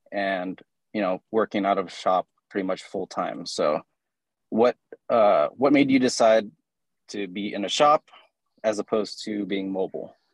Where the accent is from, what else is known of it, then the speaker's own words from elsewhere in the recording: Mesa, Arizona, United States; I'm from Arizona, Mesa, Arizona.